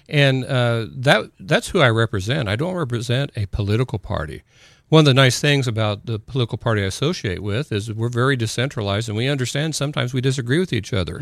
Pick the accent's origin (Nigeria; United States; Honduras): United States; Columbus, Indiana; also born or lived in New Albany, Indiana / Clarksville, Indiana; I s-, was in Columbus, Indiana until the mi-, middle of seventh grade